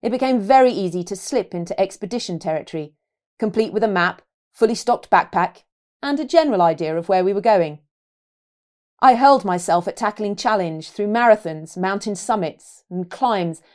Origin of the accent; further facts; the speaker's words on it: London, United Kingdom; despite growing up in London